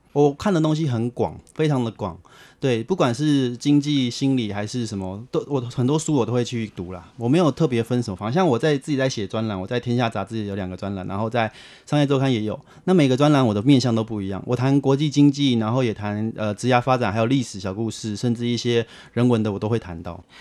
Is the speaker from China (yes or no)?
no; Taipei, Taiwan; also born or lived in Sanchong, New Taipei; 因为我们原本住在三重，我姑姑她很有远见，她想说要有好的环境，我们都举家寄住到大安区的亲戚的家里面